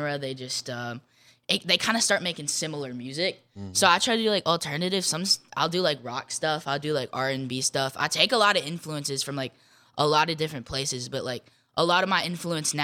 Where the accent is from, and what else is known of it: Jackson, United States; born or raised there